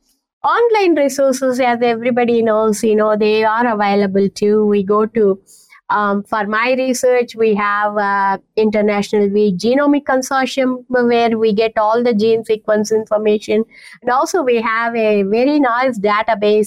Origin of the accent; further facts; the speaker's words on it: India; moved away as an adult; also born or lived in Canada; now in Kansas, United States; I learned Indian classical music back when I was growing up in India